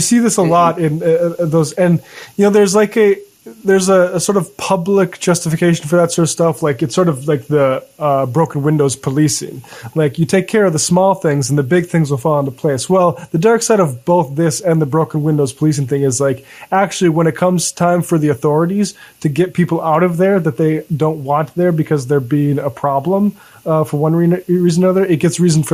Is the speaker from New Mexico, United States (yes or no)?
no; North Dakota, United States; I'm from North Dakota